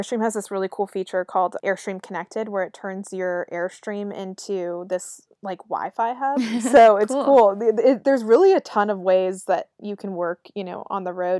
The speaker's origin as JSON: {"language": "English", "town": "Raleigh", "region": "North Carolina", "country": "United States", "said": "You know, I'm from Raleigh, North Carolina"}